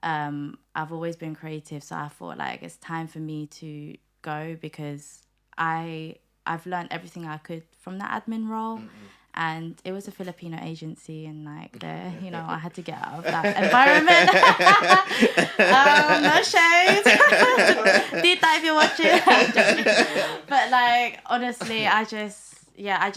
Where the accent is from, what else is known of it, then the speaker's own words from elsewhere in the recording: United Kingdom; also born or lived in Manila, Philippines; My mum took us over to the UK when I was like four years old. So I did grow up here